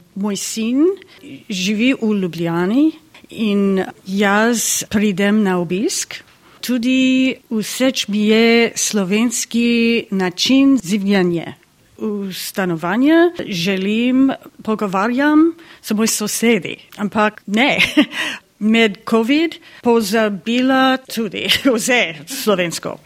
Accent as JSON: {"language": "Slovenian", "region": "Florida", "country": "United States", "second_language": "Slovenian", "said": "iz Amerike, iz eh, Floride."}